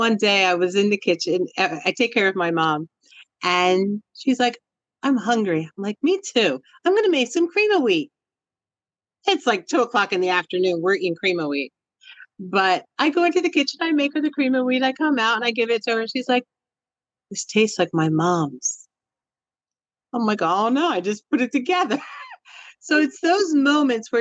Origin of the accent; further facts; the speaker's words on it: Puerto Rico; moved away; I'm from Puerto Rico originally